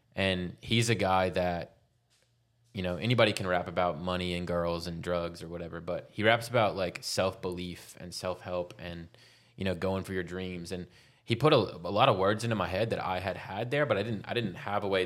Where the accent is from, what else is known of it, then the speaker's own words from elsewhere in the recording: Baton Rouge, Louisiana, United States; moved away as an adult; also born or lived in Denver; now in Austin, United States; I'm from Baton Rouge, Louisiana.